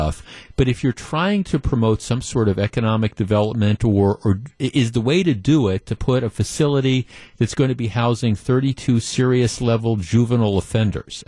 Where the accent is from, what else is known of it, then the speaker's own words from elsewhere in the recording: Glendale, Wisconsin, United States; I grew up in Glendale, too